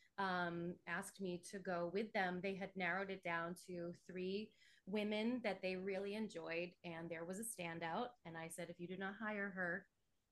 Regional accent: Hanson, Massachusetts, United States; born in the same place and raised there in Massachusetts, a little town called Hanson

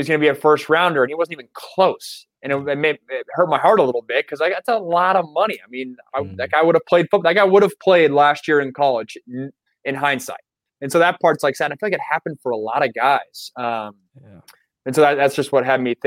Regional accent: Seattle, Washington, United States; I'm from Seattle

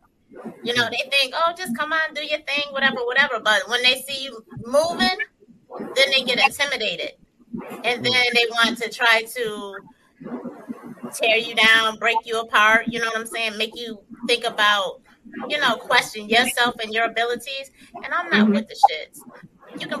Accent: Syracuse, New York, United States; also born or lived in Elmira, New York; now in Atlanta, United States; I'm from Syracuse, New York. I was born in Elmira, New York, and then we moved to Syracuse when I was four

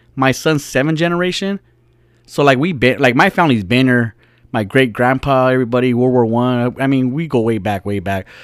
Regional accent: United States; I'm from America, that I'm not brown enough for Mexicans to accept me

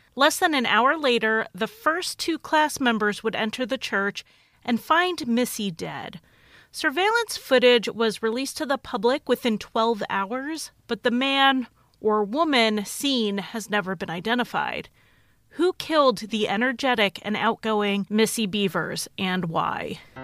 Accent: Connecticut, United States; moved away as an adult; also born or lived in Idaho; I grew up in Connecticut

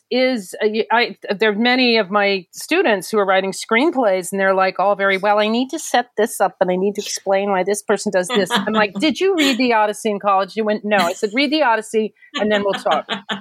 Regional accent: United States; being an American, I've been around guns.

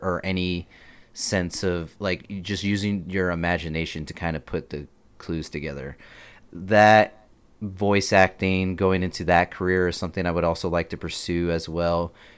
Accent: Texas, United States; also born or lived in El Paso, Texas; I was born in El Paso, Texas. I lived there for not the majority of my life, a good amount. And when my parents unfortunately got divorced, I transferred over to Milshi, Texas, where my mother grew up

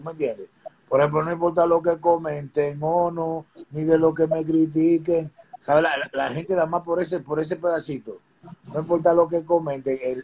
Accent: New York City, New York, United States; also born or lived in Dominican Republic; yo vengo de Corona, Queens

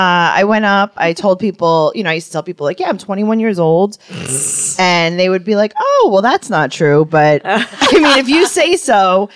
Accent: New York City, New York, United States; I grew up in Forest Hills and I was kind of sheltered.

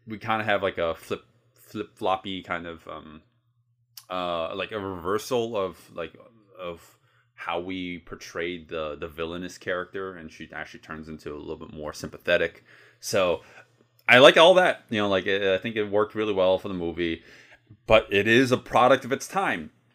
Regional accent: United States; I'm a American

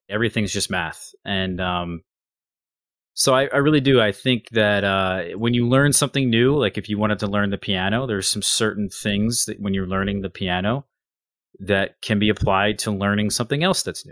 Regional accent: United States; I'm American

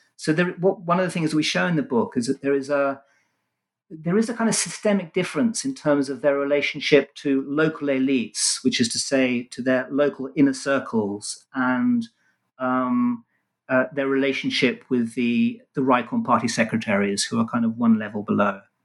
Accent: London, United Kingdom; also born or lived in Israel; I was born in London and, apart from a, a short spell in Israel, was raised and educated in England

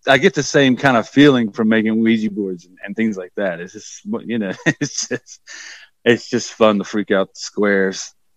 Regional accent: the South, United States; also born or lived in New York; now in Transylvania, North Carolina, United States; I grew up in the Bible Belt and, you know, we were, you know, pretty, it was pretty oppressive growing up in the South

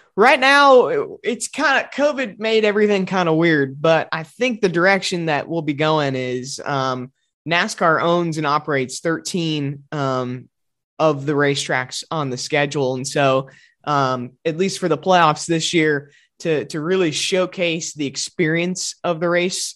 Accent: Glenview, Illinois, United States; moved away as an adult; now in Arizona, United States; in the Chicago area, it's just a fun little, fun little town to grow up

